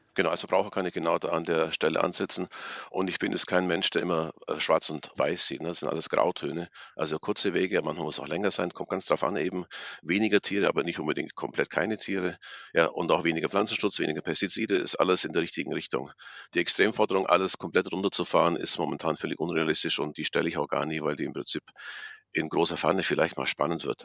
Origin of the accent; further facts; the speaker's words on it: Allgäu, Bavaria, Germany; aus meiner Heimat kenne, aus dem Allgäu